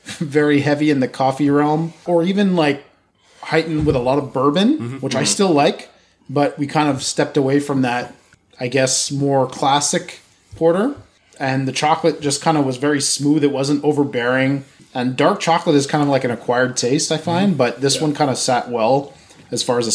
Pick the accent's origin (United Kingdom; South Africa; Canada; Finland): Canada; LaSalle, Quebec; growing up where I grew up in LaSalle